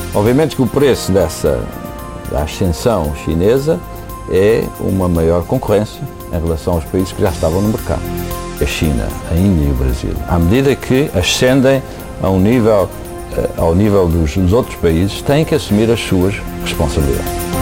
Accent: Portugal; moved away as an adult; now in United States; sou português

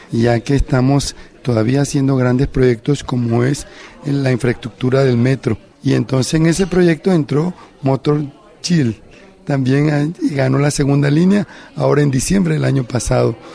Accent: Panama

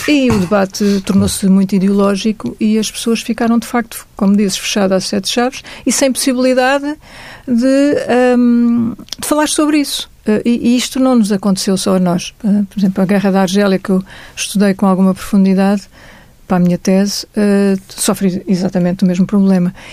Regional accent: Luanda, Luanda Province, Angola; moved away; a minha infância em Angola, e neste caso em Luanda, era feliz

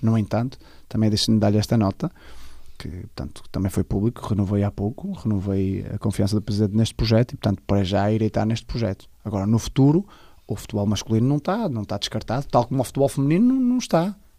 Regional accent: Amares, Braga, Portugal; also born or lived in Vila Real; fiz toda a minha formação no futebol com Amares e depois joguei no primeiro ano de cena no, no desportivo de Caldelas, está tudo clubes da, da minha terra

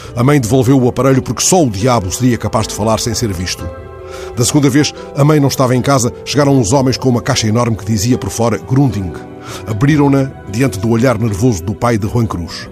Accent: Benguela, Angola; moved away; lá na Benguela onde nasci para a rádio

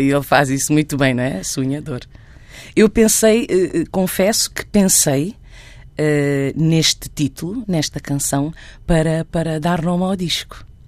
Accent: Santiago, Cape Verde; also born or lived in Guinea-Bissau / Boa Vista, Cape Verde; now in Barreiro, Portugal; sinto-me em casa em Santiago, onde cresci

